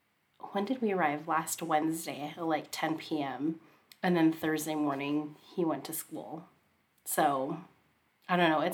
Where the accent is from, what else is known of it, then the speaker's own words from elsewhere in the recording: Seattle, Washington, United States; moved away as an adult; also born or lived in Tri-Cities, Washington; now in Renton, United States; I'm from North Seattle.